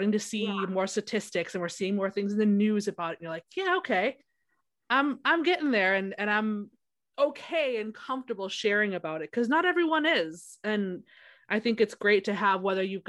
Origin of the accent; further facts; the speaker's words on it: Wisconsin, United States; now in South Carolina, United States; I live in South Carolina right now, but I'm from Wisconsin.